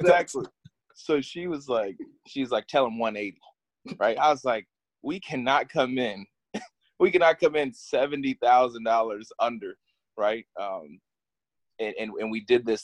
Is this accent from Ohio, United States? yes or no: yes; Ohio, United States; moved away as an adult; now in Washington, DC, United States; I grew up here in Ohio. Actually, not here because uh, I left Ohio just about two weeks ago. Uh, just moved out here to DC